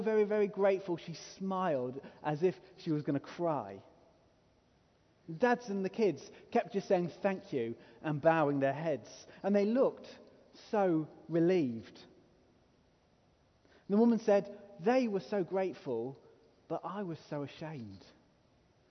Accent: England, United Kingdom; If we're from England

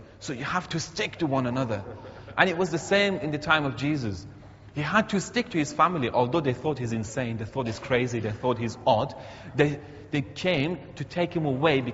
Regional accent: Iran; now in Teesside, United Kingdom; my home country, Iran

